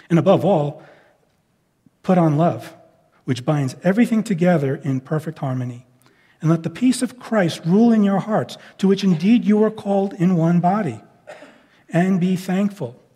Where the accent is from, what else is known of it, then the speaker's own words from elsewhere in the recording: Northeast, United States; it was like old, old hometown week when we were, we were together because those of us from the Northeast, we kind of think in similar ways.